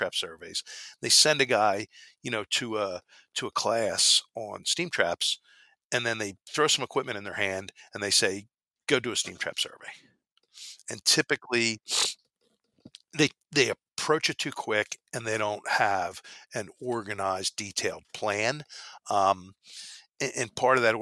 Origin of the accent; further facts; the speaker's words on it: Philadelphia, Pennsylvania, United States; I'm from Philly. That's why I say water, I'm not from New York